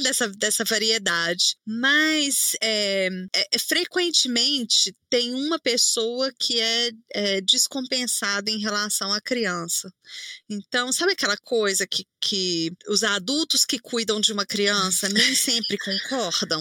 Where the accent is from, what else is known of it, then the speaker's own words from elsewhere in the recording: Belo Horizonte, Minas Gerais, Brazil; eu sou de Minas, né? Belo Horizonte